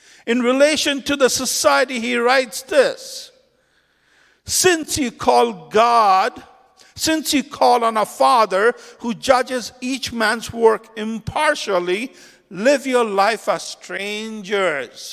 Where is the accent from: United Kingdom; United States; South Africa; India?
India; moved away; When I grew up in India, I had a lot of family members who were really anti-Islam because I grew up in a Hindu family.